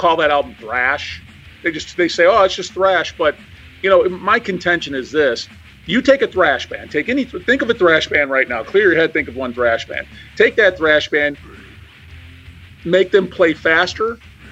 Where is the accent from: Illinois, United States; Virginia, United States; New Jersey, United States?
Illinois, United States; Joliet; also born or lived in Manhattan, Illinois; the town I'm from is called Joliet